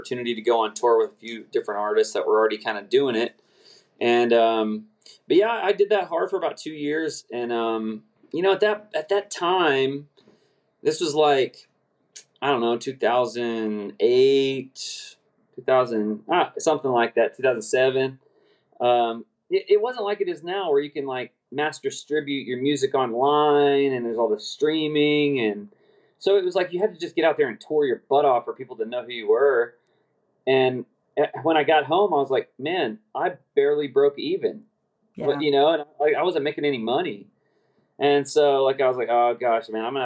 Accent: Oklahoma City, Oklahoma, United States; grew up in Oklahoma City Metroplex

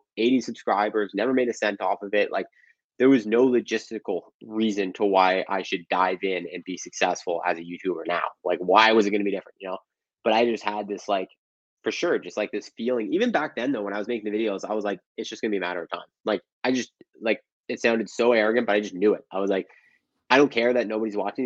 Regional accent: Canada; as a Canadian

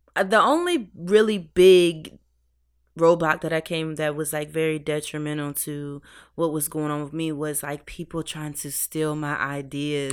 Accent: New York City, New York, United States; moved away; also born or lived in 757 area (Hampton Roads, Virginia); I'm from New York. I'm from the fashion capital of the world

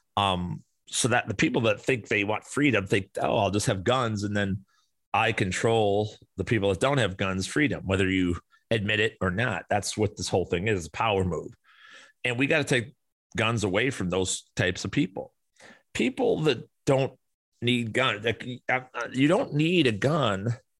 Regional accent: Chicago, Illinois, United States; moved away as an adult; now in Arizona, United States; where I grew up in Chicago

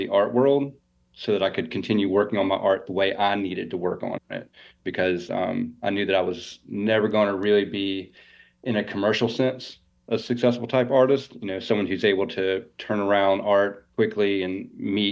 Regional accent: Augusta, Georgia, United States; also born or lived in Italy / Mexico / Texas / Virginia; I live in Augusta, Georgia, and I was born and raised here

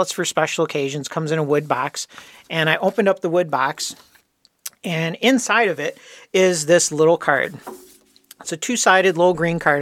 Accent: Dearborn Heights, Michigan, United States; also born or lived in Detroit; my family, we moved from Detroit. We lived down in Detroit proper and moved out to the fancy suburbs of Dearborn Heights

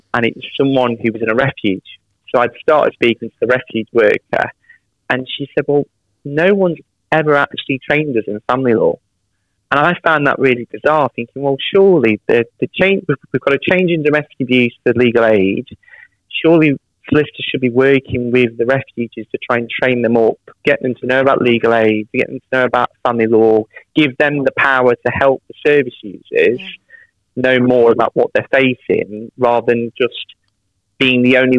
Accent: Derby, East Midlands, United Kingdom; moved away as an adult; now in West Midlands, United Kingdom; So I'm from Derby originally. I moved to the West Midlands about 6-7 years ago. But yeah, Derby born and raised.

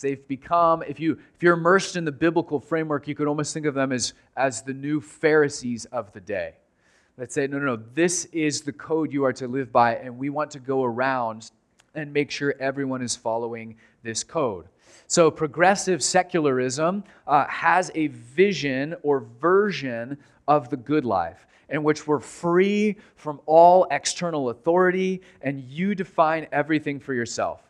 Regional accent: United States; as American Christians

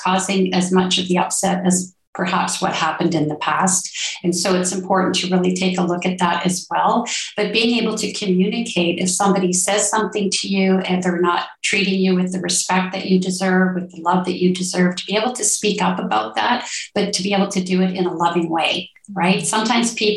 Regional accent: Ontario, Canada; now in Colombia; I'm originally from Ontario, Canada, and now I live in Colombia, South America

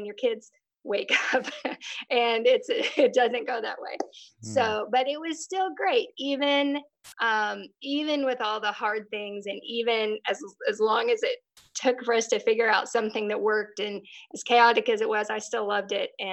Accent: Texas, United States; moved away as an adult; now in Tulsa, United States; I grew up in Texas

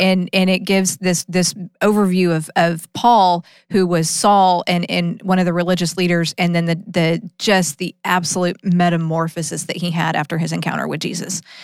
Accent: Austin, Texas, United States; I grew up in Austin

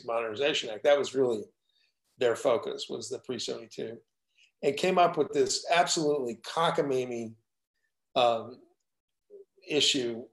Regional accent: Texas, United States; I'm from Texas

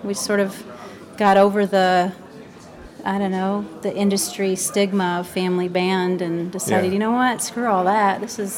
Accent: Grand Rapids, Michigan, United States; I was born in Michigan, Grand Rapids. Really? Yeah. And I'm a Midwest girl, grew up on the Great Lakes, and my husband is from Australia.

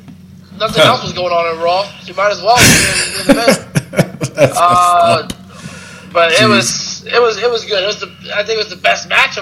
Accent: New York City, New York, United States; I'm from Brooklyn.

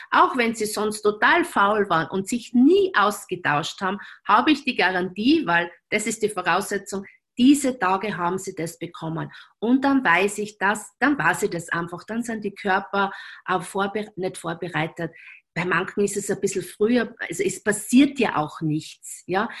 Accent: Graz, Styria, Austria; accent: Styrian; now in Vienna, Austria; in Graz verheiratet, dort, wo ich praktisch aufgewachsen bin

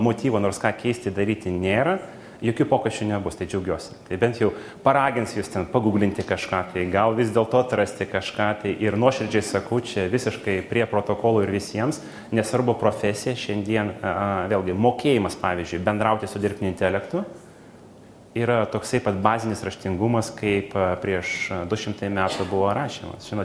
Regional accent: Kaunas, Kaunas County, Lithuania; kaip kaunietis

